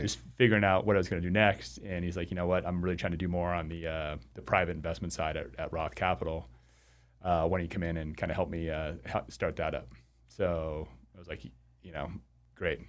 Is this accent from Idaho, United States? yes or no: no; Arizona, United States; moved away as an adult; also born or lived in Chicago, Illinois / Spokane, Washington; I'm from Arizona, uh, where we were doing these vein centers